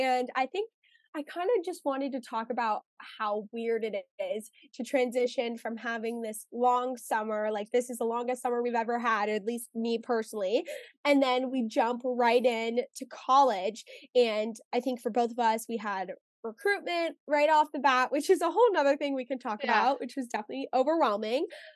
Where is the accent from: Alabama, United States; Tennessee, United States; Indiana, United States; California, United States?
California, United States; Los Angeles; moved away as an adult; we went to high school together and we are both from Los Angeles